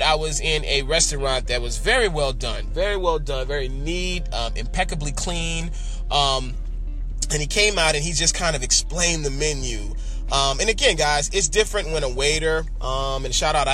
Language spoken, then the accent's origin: English; New Orleans, Louisiana, United States; we're both from New Orleans.